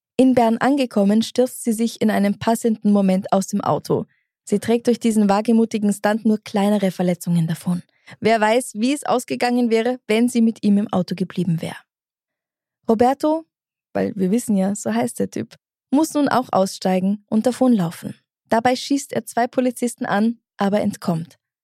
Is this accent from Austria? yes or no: yes; Austria; dass ich aus Österreich bin